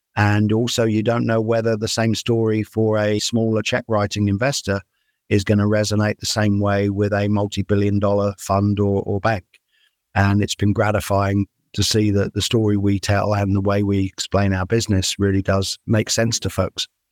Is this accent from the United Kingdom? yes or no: yes; United Kingdom; moved away as an adult; now in United States; I'm a Brit. I grew up in the UK